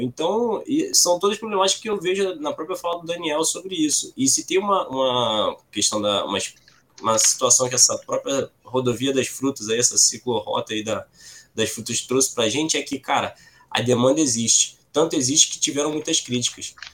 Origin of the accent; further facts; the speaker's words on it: Baixada Fluminense, Rio de Janeiro, Brazil; also born or lived in Nova Iguaçu; Eu moro aqui no, em Nova Iguaçu, sou da Baixada Fluminense, Rio de Janeiro.